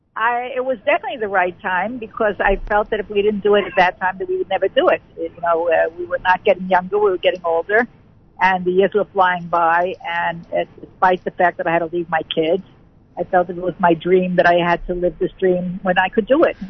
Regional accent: Muncie, Indiana, United States; moved away as an adult; now in Jerusalem, Israel; We're originally from Muncie

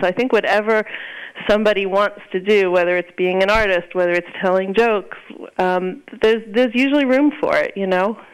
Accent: Long Island, New York, United States; I grew up on Long Island

